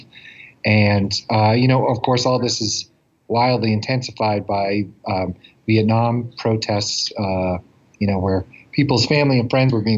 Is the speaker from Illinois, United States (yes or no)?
no; Boston, Massachusetts, United States; I've always lived here in Boston.